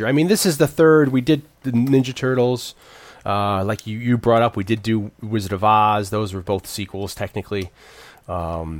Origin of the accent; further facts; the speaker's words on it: New Haven, Connecticut, United States; in my hometown of New Haven